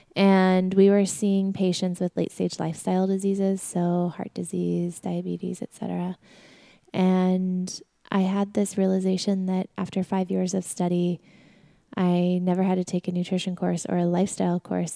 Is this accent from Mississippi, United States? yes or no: no; Sedona, Arizona, United States; moved away as an adult; also born or lived in New York; We grew up in Sedona, Arizona